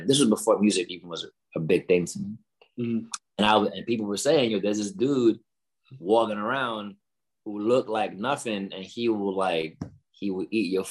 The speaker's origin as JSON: {"language": "English", "town": "New York City", "region": "New York", "country": "United States", "tie": "born or raised there", "moved": "yes", "said": "I'm from New York, Yankees, Bronx Bombers"}